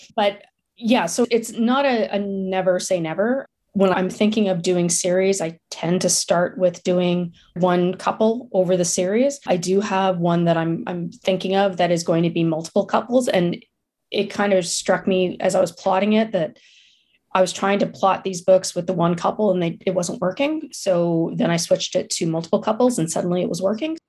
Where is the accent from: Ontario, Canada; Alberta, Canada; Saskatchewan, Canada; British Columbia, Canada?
Ontario, Canada; Ottawa; I grew up in Ottawa